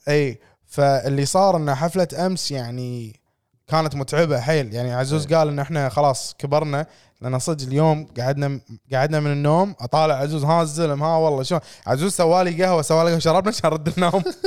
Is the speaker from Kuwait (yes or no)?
yes; Kuwait; إحنا ككويتيين